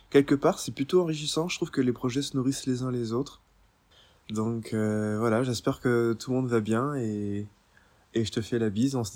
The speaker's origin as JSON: {"language": "French", "country": "Guadeloupe", "also_born_or_lived": "Normandy, France", "said": "parce que moi je suis guadeloupéen mais je suis aussi normand et j'ai grandi pas mal d'été sur les falaises normandes"}